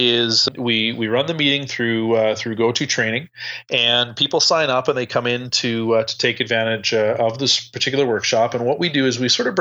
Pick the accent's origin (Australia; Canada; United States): Canada; even though I'm Canadian